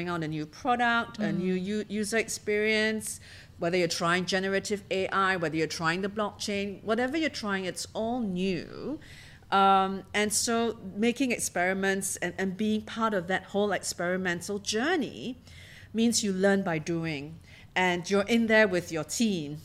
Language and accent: English; Singapore; also born or lived in London / Tokyo / Hong Kong; I'm a Singaporean and a career banker